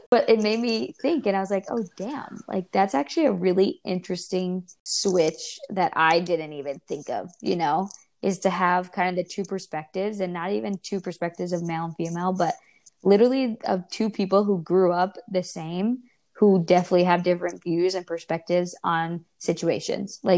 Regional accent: New York, United States; now in California, United States; we're originally from New York.

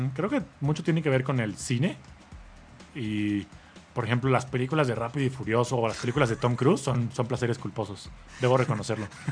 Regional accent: Mexico; como mexicano

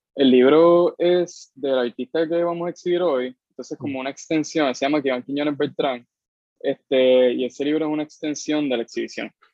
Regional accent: Cayey, Puerto Rico; yo soy de, o sea, del carajo de Puerto Rico, soy de Calle, pero de Calle específicamente de un barrio que se llama Pasto Viejo, eso está casi llegando a las tetas de Calle. O sea, yo me crié sin vecinos

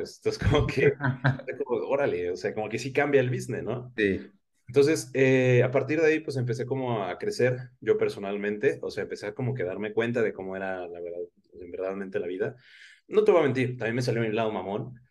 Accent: Oaxaca, Mexico; also born or lived in Guadalajara; now in Mexico City, Mexico; nací en Guadalajara, eh, viví muchos años en Oaxaca, ahorita resido en la Ciudad de México

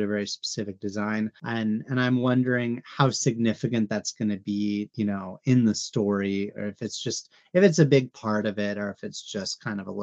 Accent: California, United States; I grew up in California

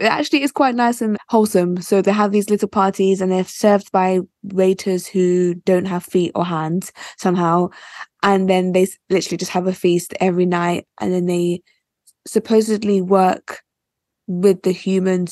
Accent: United Kingdom; So I'm Nigerian, but I was born in the UK.

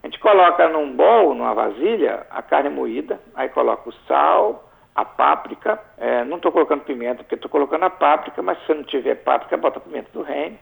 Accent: Alegre, Espírito Santo, Brazil; eu sou do Principado do Alegre

